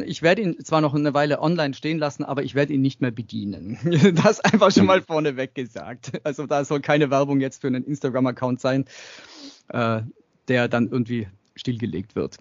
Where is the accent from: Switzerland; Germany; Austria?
Austria; Tyrol; Ich bin in Österreich, in Tirol aufgewachsen, im Dorf